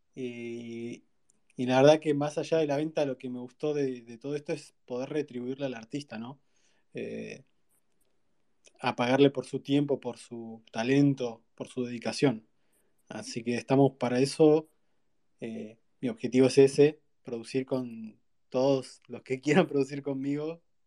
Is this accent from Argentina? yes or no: yes; Río Gallegos, Santa Cruz, Argentina; soy de Río Gallegos, Argentina